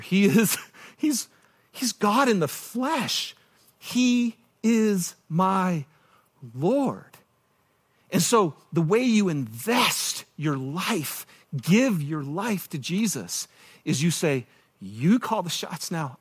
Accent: Michigan, United States; moved away; I'm from Michigan

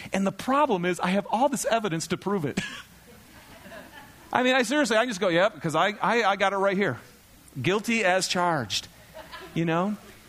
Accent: Michigan, United States; I love thunderstorms. I'm from Michigan. We don't get enough of them here, by the way.

